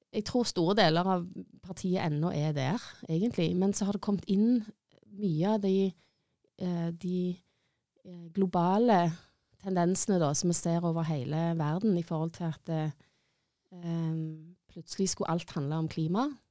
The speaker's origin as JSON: {"language": "Norwegian", "town": "Stavanger", "region": "Rogaland", "country": "Norway", "tie": "born or raised there", "said": "har bodd i Stavanger hele livet mitt"}